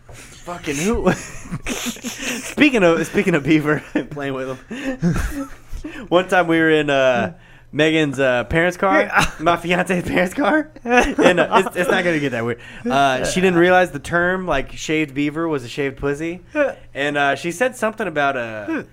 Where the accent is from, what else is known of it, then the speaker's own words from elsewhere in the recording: California, United States; I'm from the Bay, but I'm white, though.